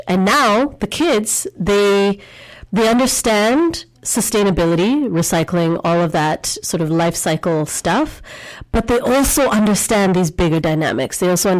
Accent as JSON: {"language": "English", "country": "India", "tie": "born there", "said": "I was born in India also."}